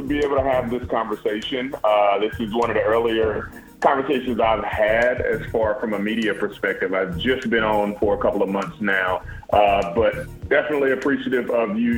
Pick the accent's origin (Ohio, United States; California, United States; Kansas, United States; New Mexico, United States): Kansas, United States; Kansas City; I was born and raised in Kansas City, Kansas